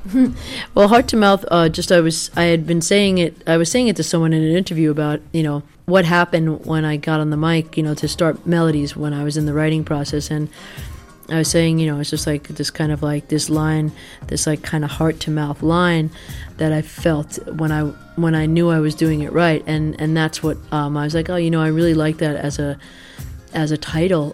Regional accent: United States; I'm as American as they come

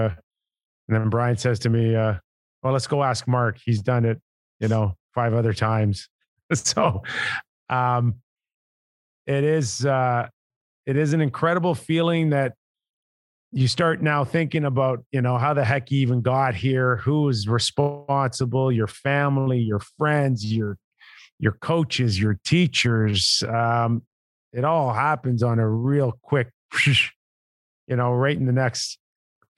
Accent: Toronto, Ontario, Canada; I was just the 80th player to be born and raised in Toronto

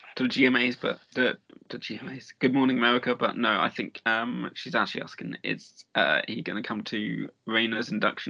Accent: England, United Kingdom; now in Nashville, United States

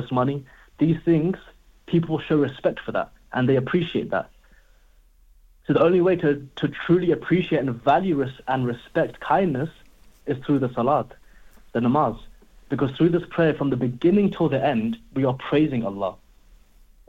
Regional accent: London, United Kingdom; growing up in London, I mean, we always say, like, to our friends, oh, yo, what are you saying? You good?

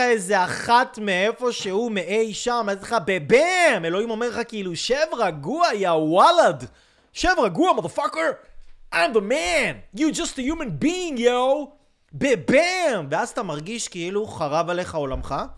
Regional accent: Israel; אני יהודי, אני ישראלי, אני, אני מדבר עברית

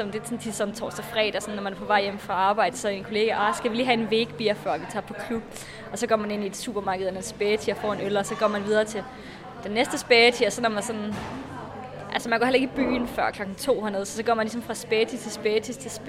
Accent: Varde, Southern Denmark, Denmark; moved away as an adult; now in Berlin, Germany; Jeg er 20 år gammel. Jeg kommer fra Varde i Jylland, men bor nu i Berlin.

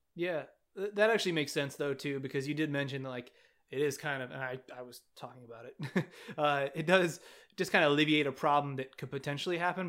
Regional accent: California, United States; I'm from California

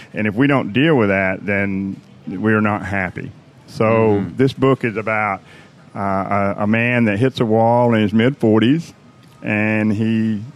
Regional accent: Athens, Georgia, United States; now in 30A, Florida, United States; I grew up around Athens, Georgia

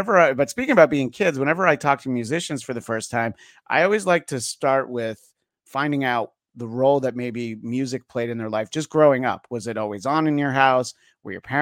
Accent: the New York area, United States; moved away as an adult; now in Los Angeles, United States; I've lived in LA for 20 years, but I grew up in the New York area

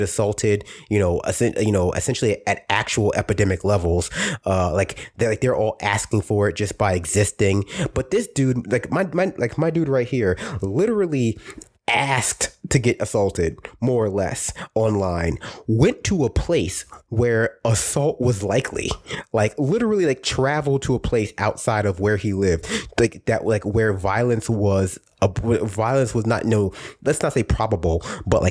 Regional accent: New York City, New York, United States; I was raised in Brooklyn

